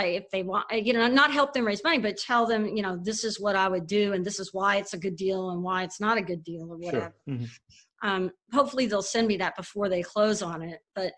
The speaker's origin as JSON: {"language": "English", "town": "Houston", "region": "Texas", "country": "United States", "tie": "born or raised there", "also_born_or_lived": "Dallas, United States / North Carolina, United States", "said": "So, I mean, I grew up in Texas."}